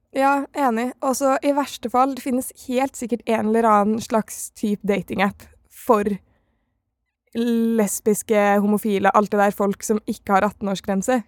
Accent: Oslo, Norway; jeg er fra Oslo

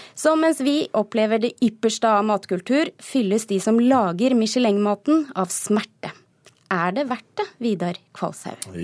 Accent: Telemark, Norway; som stolt telemarking

